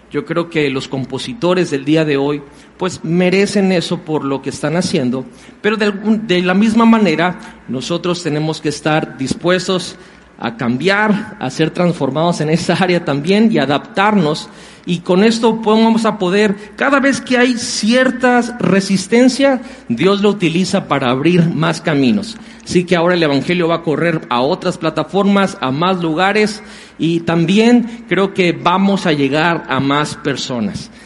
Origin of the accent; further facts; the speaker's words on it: Mexico; los que somos de aquí de México somos mexicanos